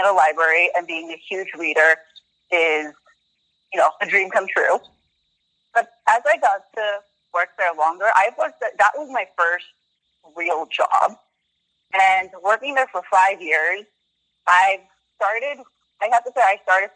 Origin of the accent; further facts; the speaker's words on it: Southern California, United States; I grew up in Southern California most of my life.